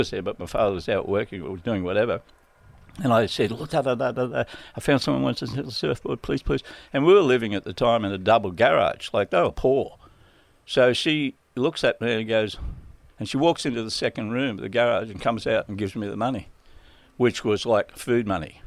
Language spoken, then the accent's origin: English; Redfern, Maroubra, Central Coast, New South Wales, Australia; When I moved up from Maroubra, I moved from Redfern to Maroubra, and then I went to Maroubra Beach